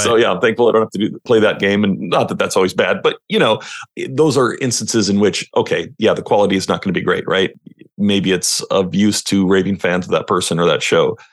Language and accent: English; Western Canada, Canada; also born or lived in Washington State, United States; now in Washington, United States; I'm from Western Canada. But yes, I am now just fifteen minutes north of Portland, Oregon